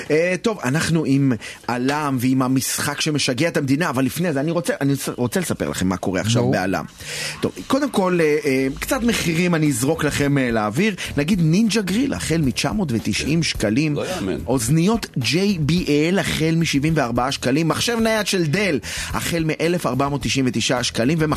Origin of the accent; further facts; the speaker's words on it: Kiryat Yam, Haifa District, Israel; אני מקריית ים.